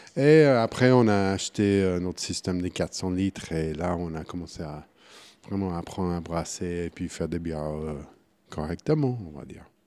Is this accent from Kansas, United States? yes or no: yes; Wichita, Kansas, United States; French is a second language; moved away as an adult; now in Switzerland; Je suis né au Kansas, Wichita, Kansas. j'ai grandi dans, les, au Kansas